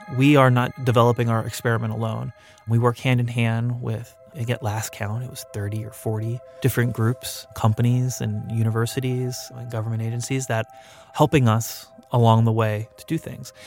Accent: Palmdale, California, United States; my hometown of Palmdale

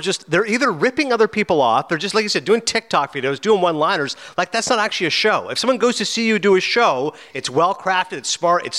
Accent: Canada; I'm Canadian

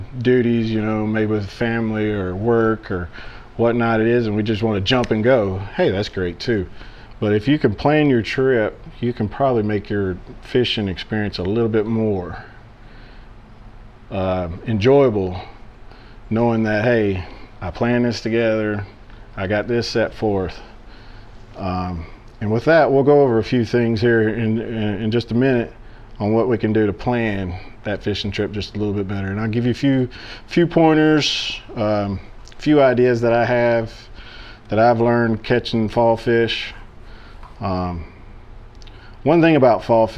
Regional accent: Chapel Hill, Tennessee, United States; I'm from Chapel Hill, Tennessee. Born and raised here, lived here most of my life

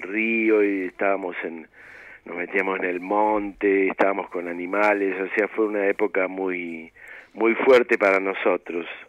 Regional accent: Buenos Aires, Argentina; also born or lived in Mar del Plata / Córdoba; yo nací en Mar del Plata, este, y a poco tiempo de estar ahí, mi viejo, bueno, mi familia vino para Buenos Aires

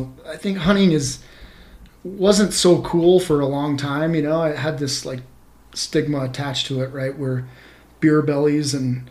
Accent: Vermont, United States; I did. I grew up hunting back in Vermont. Yeah, as a child there

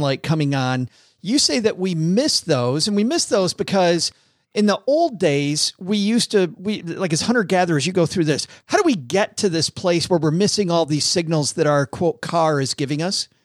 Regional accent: Detroit, Michigan, United States; I'm from Detroit

